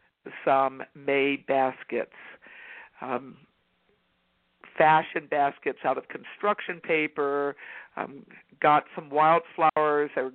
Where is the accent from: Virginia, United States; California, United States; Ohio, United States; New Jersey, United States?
Virginia, United States; When I was growing up in Virginia, we not only had maypole dancing in the public schools